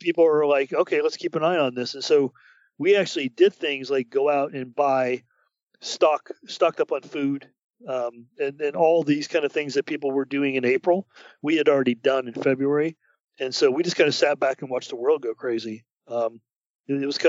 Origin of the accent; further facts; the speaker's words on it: United States; I, as an American